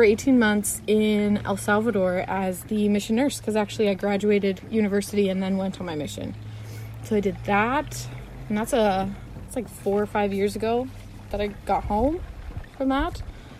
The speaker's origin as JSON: {"language": "English", "town": "Lethbridge", "region": "Alberta", "country": "Canada", "tie": "born or raised there", "also_born_or_lived": "Edmonton", "said": "Born and raised in Lethbridge. I mean, there was a stint in Edmonton, but what can you do? Lived here all my life."}